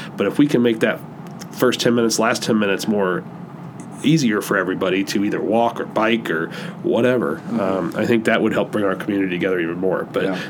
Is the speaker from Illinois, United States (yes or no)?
yes; Downs, Illinois, United States; also born or lived in Bloomington, Illinois / West Palm Beach, Florida / St. Louis; I grew up in Downs, uh, which, you know, 10, 15 minutes south of Bloomington